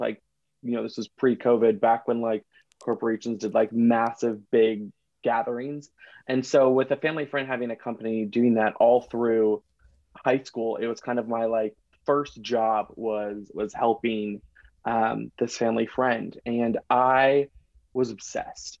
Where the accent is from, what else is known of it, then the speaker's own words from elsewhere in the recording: Seattle, Washington, United States; I'm from Seattle